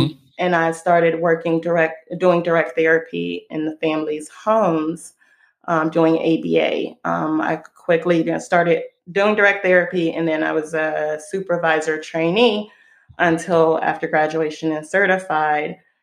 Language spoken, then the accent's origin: English; Israel; moved away as an adult; now in United States; I live in the US. I was born and raised in Israel. I moved over here when I was 19.